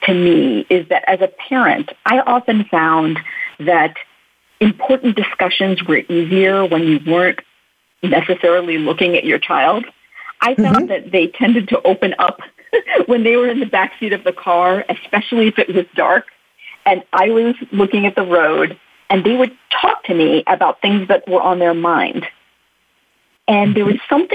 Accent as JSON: {"language": "English", "country": "United States", "tie": "born or raised there", "also_born_or_lived": "India", "said": "I immigrated to the U.S. as a baby. So I really grew up as an American."}